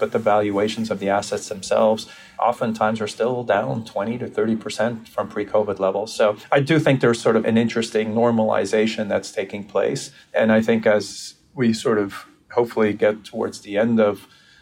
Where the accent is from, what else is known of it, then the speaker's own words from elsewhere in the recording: Brazil; moved away; I grew up in Brazil